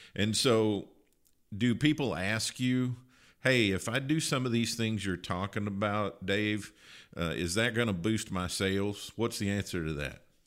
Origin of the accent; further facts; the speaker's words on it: Kentucky, United States; moved away; I grew up in Kentucky